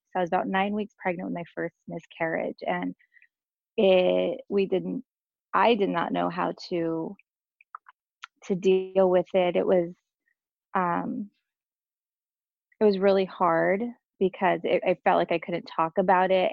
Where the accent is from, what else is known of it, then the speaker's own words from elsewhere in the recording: Santa Maria, California, United States; I am from Cal- um, San Maria, California